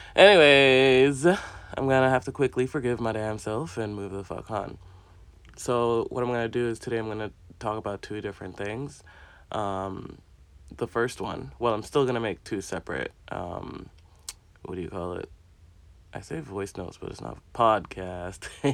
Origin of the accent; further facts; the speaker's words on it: Jamaica; assigned to me as a Jamaican